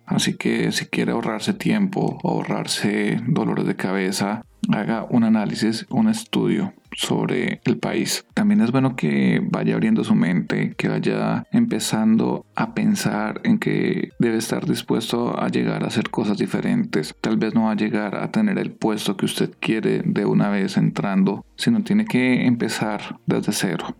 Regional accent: Colombia; moved away as an adult; now in San Diego, United States; ya han pasado cuatro años desde que salimos de Colombia

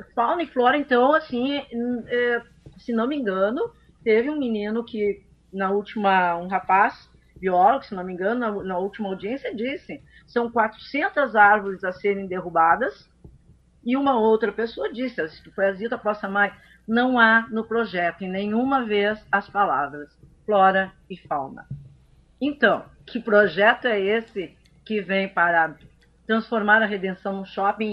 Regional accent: Santa Catarina, Brazil; now in Porto Alegre, Brazil; eu vim morar aqui, eu sou catarinense

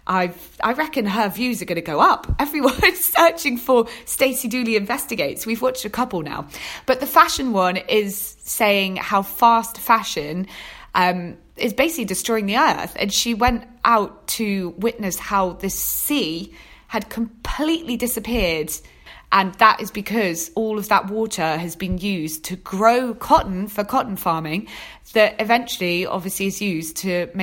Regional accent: Torquay, South West England, United Kingdom; moved away as an adult; now in London, United Kingdom; I was born and raised in Devon, Torquay in Devon.

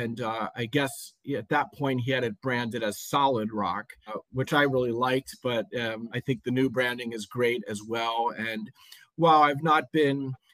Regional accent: Lancaster, Pennsylvania, United States; I grew up in Lancaster, Pennsylvania, where I still live

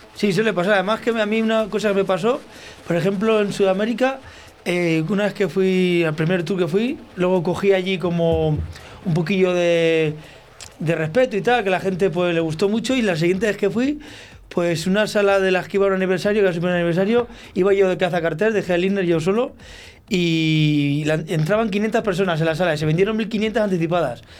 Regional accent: Olmedo, Castile and León, Spain; si yo soy de Olmedo

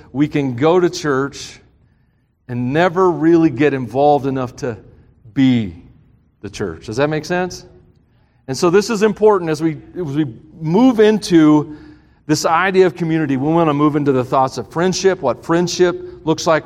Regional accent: the South, United States; I'm from the South

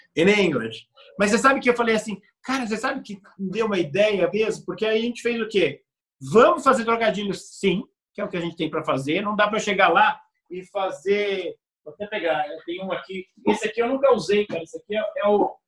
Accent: Brazil; I'm from Brazil.

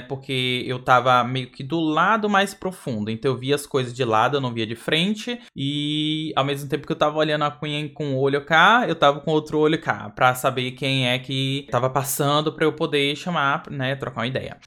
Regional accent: Brazil; sou do Brasil

